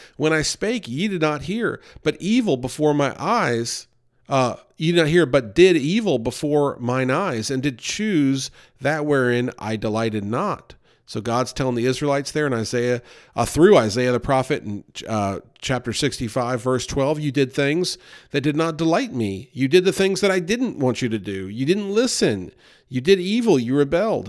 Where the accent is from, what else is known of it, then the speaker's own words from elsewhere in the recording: New York, United States; we grew up near New York City